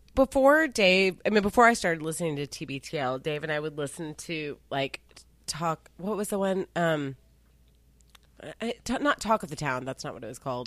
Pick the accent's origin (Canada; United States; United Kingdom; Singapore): Singapore; I'm Singaporean